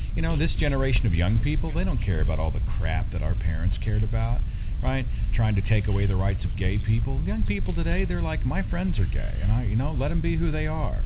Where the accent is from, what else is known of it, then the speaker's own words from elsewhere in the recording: Oklahoma, United States; I'm from Oklahoma